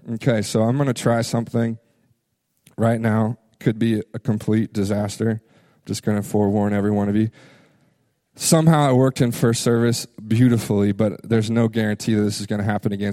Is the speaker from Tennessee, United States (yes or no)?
yes; Memphis, Tennessee, United States; moved away; also born or lived in Florida; I grew up in Memphis, Tennessee